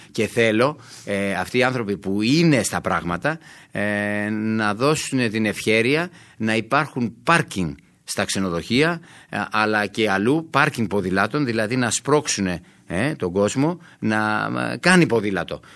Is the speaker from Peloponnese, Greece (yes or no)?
yes; Sparta, Peloponnese, Greece; όταν πηγαίνουμε για τη Σπάρτη, για το χωριό μου